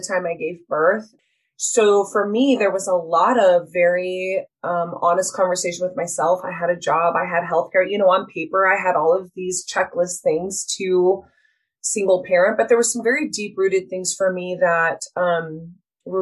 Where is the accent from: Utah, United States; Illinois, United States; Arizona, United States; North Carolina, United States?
Utah, United States; I'm born and raised in Utah